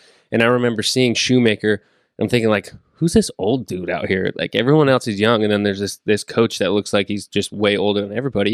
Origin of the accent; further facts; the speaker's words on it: Northern California, United States; growing up in Northern California